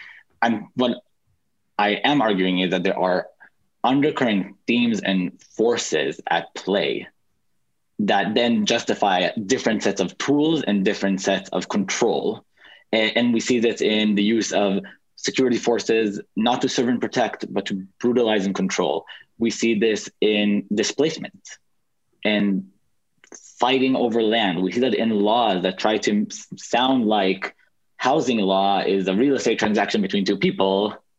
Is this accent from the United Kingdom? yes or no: no; Israel; Born and raised.